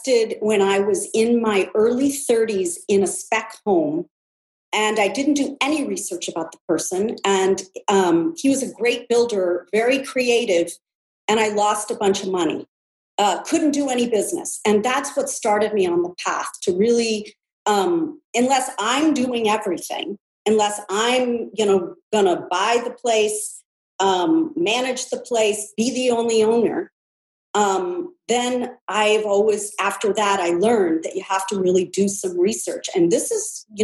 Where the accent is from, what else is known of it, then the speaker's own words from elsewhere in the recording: California, United States; born and raised in California